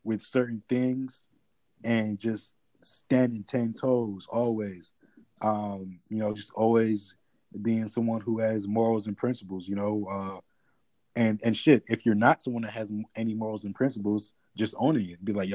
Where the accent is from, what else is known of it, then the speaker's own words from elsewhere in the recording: New York City, New York, United States; I was born in Queens